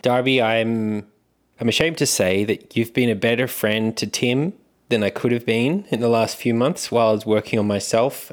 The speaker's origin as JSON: {"language": "English", "country": "Australia", "accent": "Australian", "said": "it's an Australian accent"}